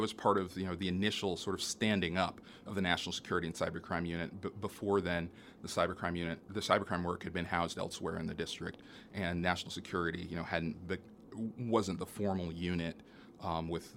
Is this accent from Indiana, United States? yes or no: yes; Indianapolis, Indiana, United States; also born or lived in Maryland; come back to my hometown to practice in Indianapolis